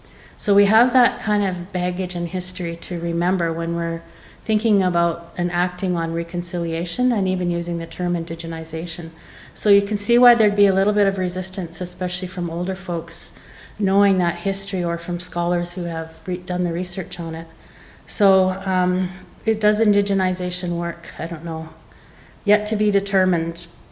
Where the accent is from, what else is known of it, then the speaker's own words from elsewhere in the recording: Opaskwayak Cree Nation, Manitoba, Canada; I'm from the Apaskwayat Cree Nation